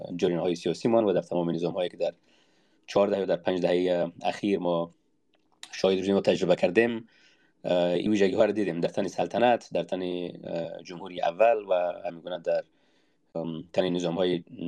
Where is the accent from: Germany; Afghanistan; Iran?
Afghanistan; منی تاجیک وقتی که افغان میشم دیگر به قیمت تاجیک بودنم تمام